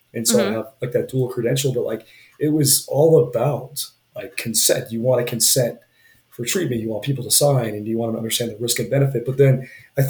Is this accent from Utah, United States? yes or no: yes; Utah, United States; now in Wyoming, United States; I grew up in Utah and then here in Wyoming